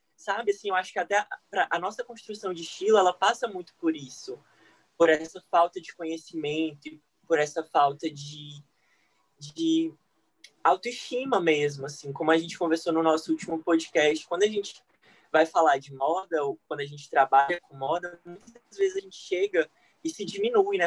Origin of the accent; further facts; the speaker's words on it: Ceará, Brazil; eu sou do Ceará